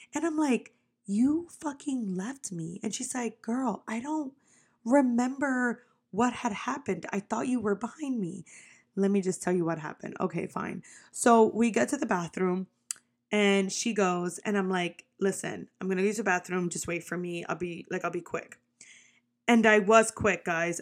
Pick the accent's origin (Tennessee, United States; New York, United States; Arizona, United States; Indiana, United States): New York, United States; moved away; also born or lived in Florida; I'm from New York